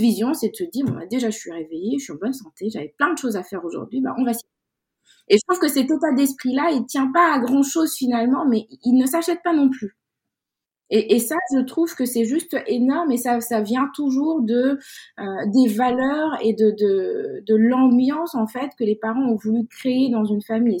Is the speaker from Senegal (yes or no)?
yes; Dakar, Senegal; moved away as an adult; now in France; je suis née à Dakar au Sénégal. J'ai grandi là-bas jusqu'à mes 17-18 euh, ans avant d'arriver euh, d'arriver en France